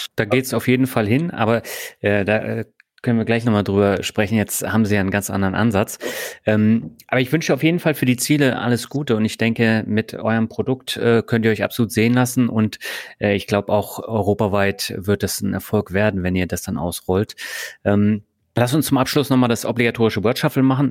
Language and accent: German; Berlin, Germany; ich bin ja auch in Berlin aufgewachsen